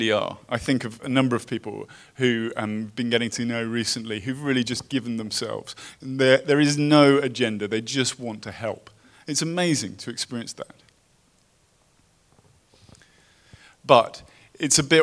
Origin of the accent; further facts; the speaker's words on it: United Kingdom; moved away as an adult; now in Los Angeles, United States; I come from Britain